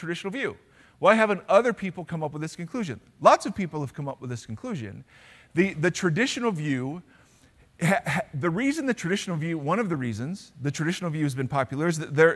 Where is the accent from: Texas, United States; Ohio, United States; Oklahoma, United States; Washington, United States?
Ohio, United States; now in California, United States; Because I grew up in Ohio, I know Spanish very well.